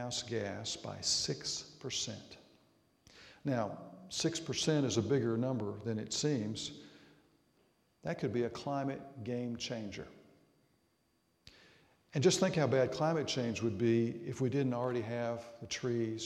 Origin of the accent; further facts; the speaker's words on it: Arkansas, United States; moved away; Growing up in Arkansas